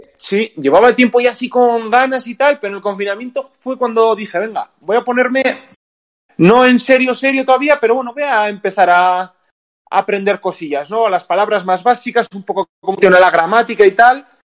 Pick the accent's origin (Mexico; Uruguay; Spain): Spain; Basque Country; de aquí, de aquí, de Euskadi, que es de donde soy yo